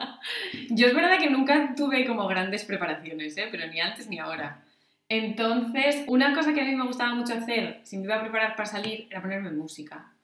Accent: Asturias, Spain; moved away as an adult; also born or lived in Salamanca; en Asturias yo lo que estaba pensando es que en verano o bien íbamos a otros pueblos

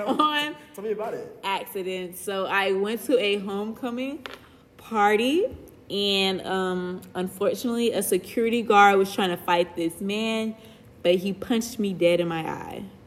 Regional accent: Atlanta, Georgia, United States; I am a first year computer science major hailing from Atlanta, Georgia

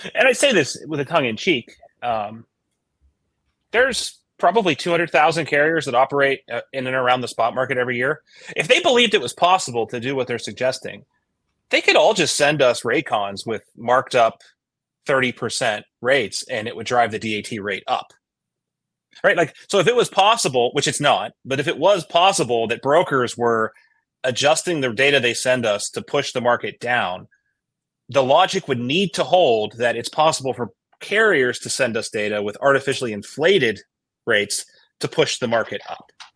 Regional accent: Midwest, United States; I'm from the Midwest

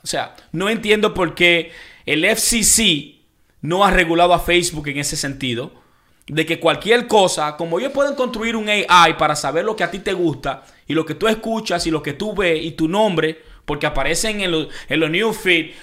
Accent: Dominican Republic; de donde yo vengo, República Dominicana

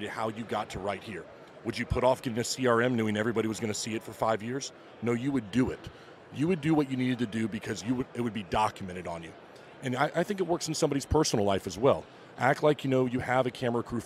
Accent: Florida, United States; I'm from the Florida area

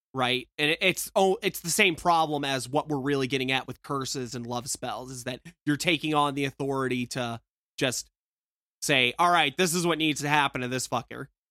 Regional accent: the South, United States; I'm from the South

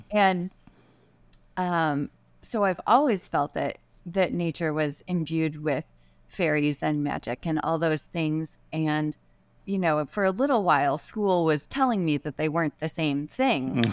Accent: Midwest, United States; where I grew up in the Midwest

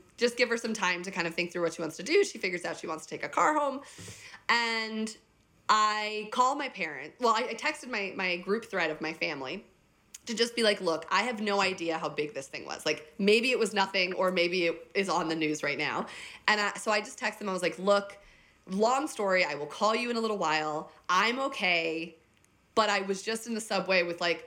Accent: New Jersey, United States; also born or lived in Chicago; now in New York City, United States; I was born and raised in New Jersey

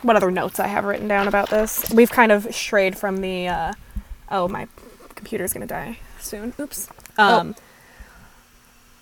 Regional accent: United States; we're Americans

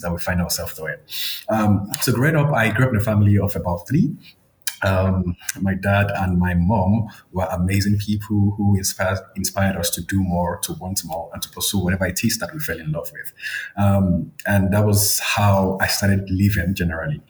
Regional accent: Akure, Ondo, Nigeria; moved away as an adult; now in South Africa; It, it, was in a city um, in the southwestern part of Nigeria. Um, the city was called, it's currently called Akure in Ondo State.

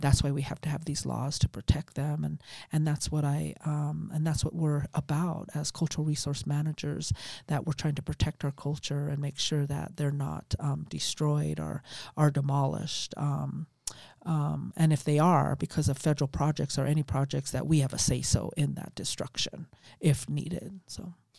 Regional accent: Death Valley, California, United States; I grew up down there

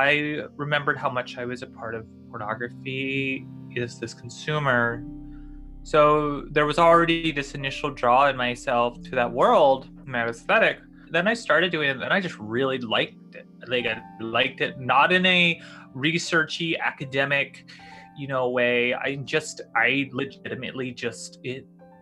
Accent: the South, United States; I grew up in the South

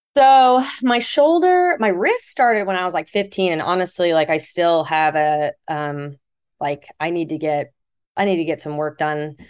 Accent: Fountain Valley, California, United States; also born or lived in Houston, Texas; was born in Fountain Valley, California

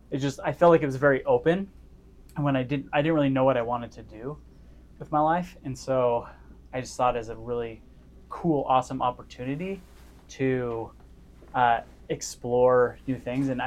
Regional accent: California, United States; also born or lived in Las Vegas / Cedar City; I grew up in Northern California in Las Vegas, went to high school down in Cedar City, Utah.

